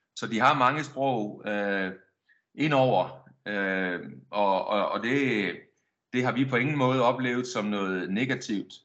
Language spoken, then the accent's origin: Danish; Denmark; moved away as an adult; also born or lived in Silkeborg / Verona / Milan / Birmingham; now in Spain; jeg har boet hele mit liv, hele min opvækst, der har jeg været i Danmark